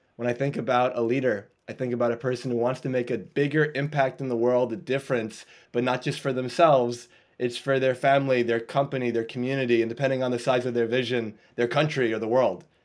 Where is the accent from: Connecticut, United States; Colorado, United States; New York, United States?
New York, United States; I'm from New York in the U.S.